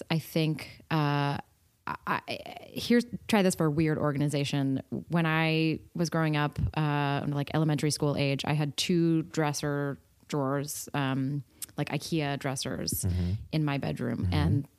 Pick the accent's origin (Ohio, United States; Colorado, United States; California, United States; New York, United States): California, United States; I grew up in California.